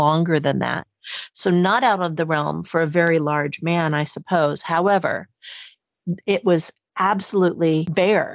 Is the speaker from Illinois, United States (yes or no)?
no; Arizona, United States; moved away as an adult; now in Sweden; I'm originally from Arizona.